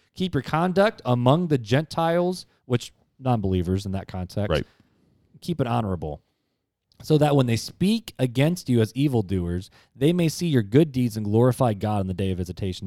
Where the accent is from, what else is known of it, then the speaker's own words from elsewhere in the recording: United States; as American Christians, we have freedom of speech